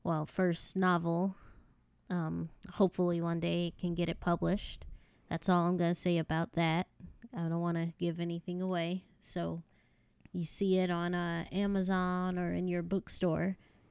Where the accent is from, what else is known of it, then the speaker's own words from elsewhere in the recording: Chicago, Illinois, United States; born there; now in North Carolina, United States; Well, I was born in Chicago, Illinois. It didn't get as hot as Arizona, but it was pretty humid.